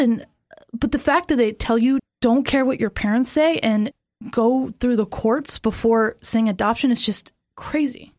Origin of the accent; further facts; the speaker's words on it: Florida, United States; moved away; I am from Florida